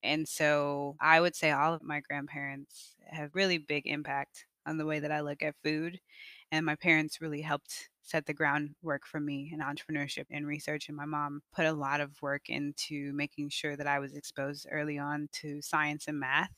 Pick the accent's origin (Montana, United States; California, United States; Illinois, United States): Illinois, United States; Evanston; moved away; I grew up in Evanston, Illinois, just right outside of Chicago